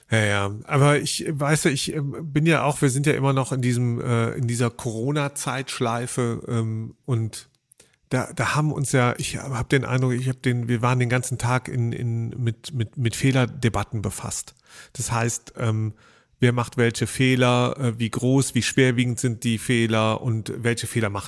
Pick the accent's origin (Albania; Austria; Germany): Germany; wir sind ja auch Deutsche letztlich